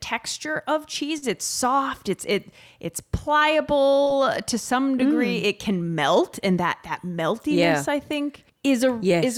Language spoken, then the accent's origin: English; Midwest, United States; moved away as an adult; also born or lived in New York City; Growing up in the Midwest in America